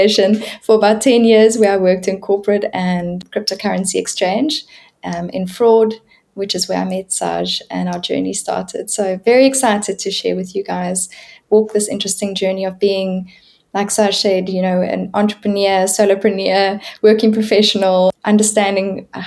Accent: South Africa; moved away as an adult; now in France; I am South African

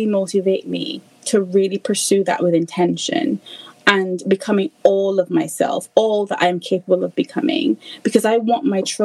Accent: Barbados; moved away as an adult; now in United Kingdom; I'm originally from Barbados. My husband is as well, but we're based in the UK.

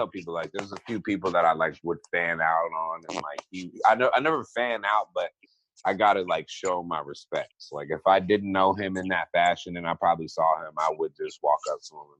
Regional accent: East Coast, United States; Cause I'm from the East Coast.

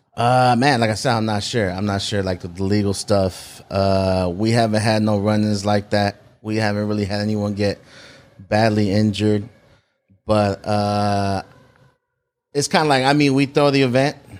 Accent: South San Francisco, California, United States; I was born in San Francisco, Saint Luke's Hospital, and then, uh, moved to South City when I was about eight

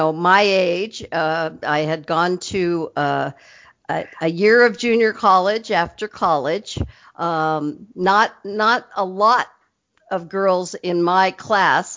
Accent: Anaheim, California, United States; I grew up in Anaheim

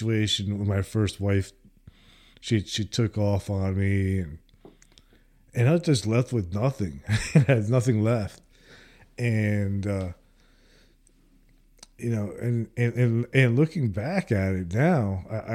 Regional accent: New Jersey, United States; I'm from New Jersey and I was there for, you know, up there from 9/11 and in my neighborhood too

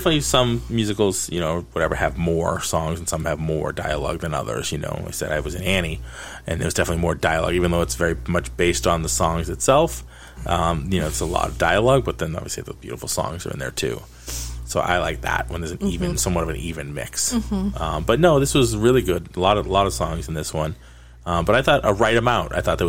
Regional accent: Boston, Massachusetts, United States; I'm from Boston, but not Boston proper. Like, I didn't grow up in South or anything like that, so I don't have a Boston accent, per se.

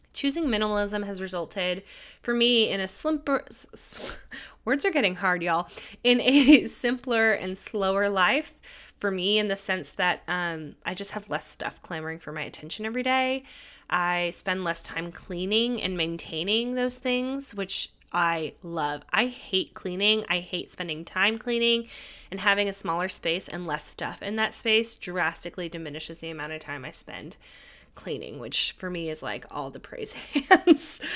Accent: California, United States; moved away; I decided to temporarily move back to my home state of California

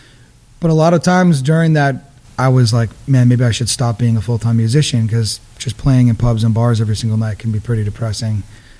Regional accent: Kingston, Massachusetts, United States; also born or lived in Georgia, United States; I was born in Georgia. Okay. And I moved up here when I was young, and I grew up in Kingston.

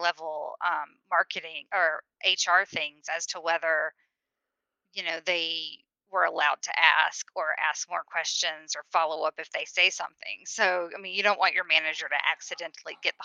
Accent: the South, United States; I'm from the South. It's SEC country

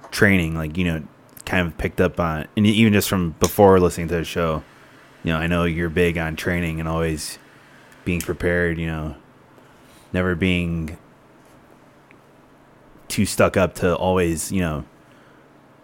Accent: Chicago, Illinois, United States; Born and raised in Hyde Park, Chicago, barely the South Side

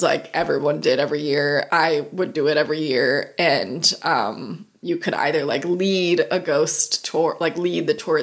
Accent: Erie, Pennsylvania, United States; moved away; it's in Erie, Pennsylvania, my hometown

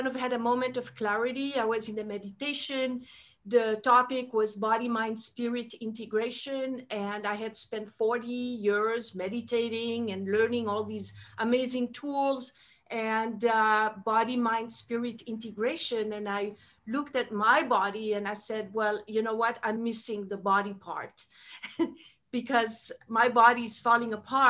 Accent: Switzerland; first language French; English is a second language; moved away; I'm originally from Switzerland, so that's my, French is my first language.

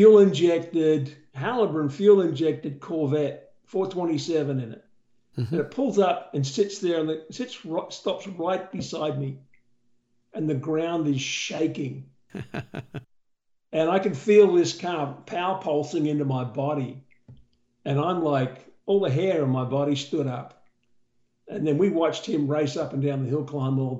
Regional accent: Australia; accent: Australian; moved away; my Australian accent has been the most amazing door opener

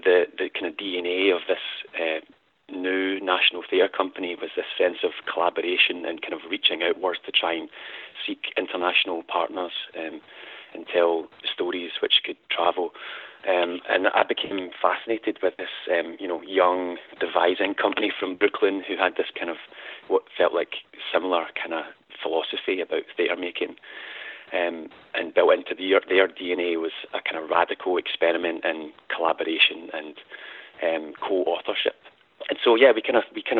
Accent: Scotland, United Kingdom; I am Scottish indeed, yeah, as you can tell from my accent

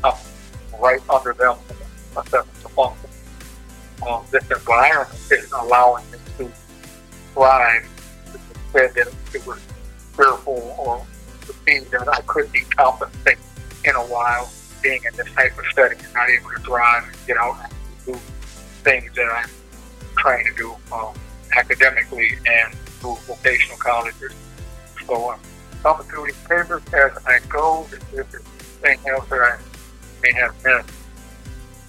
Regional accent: Minneapolis, Minnesota, United States; being African American from North Minneapolis

